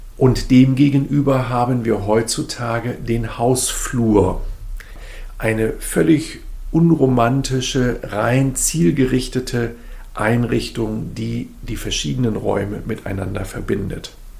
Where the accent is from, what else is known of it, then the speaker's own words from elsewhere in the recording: Germany; also born or lived in Sweden / Berlin; ich natürlich so als Deutscher